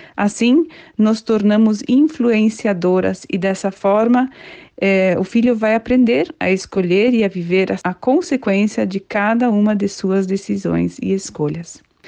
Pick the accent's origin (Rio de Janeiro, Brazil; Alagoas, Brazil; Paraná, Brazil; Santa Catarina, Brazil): Paraná, Brazil; Curitiba; sou de Curitiba, do estado do Paraná